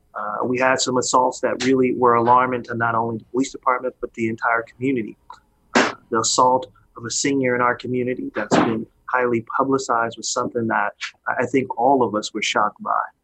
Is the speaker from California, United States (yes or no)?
yes; Oakland, California, United States; as a young uh, man growing up in Oakland